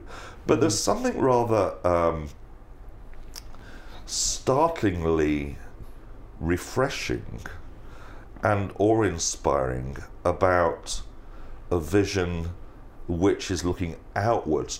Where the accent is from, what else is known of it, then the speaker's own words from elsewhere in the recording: England, United Kingdom; being an Englishman